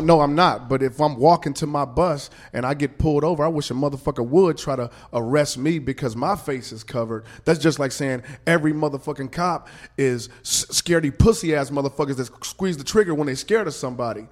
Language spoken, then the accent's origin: English; Kansas City, Missouri, United States; I'm from Kansas City